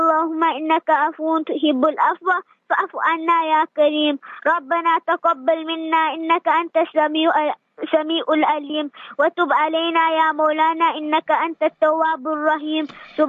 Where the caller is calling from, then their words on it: Isipingo, KwaZulu-Natal, South Africa; It's a Pingo Beach.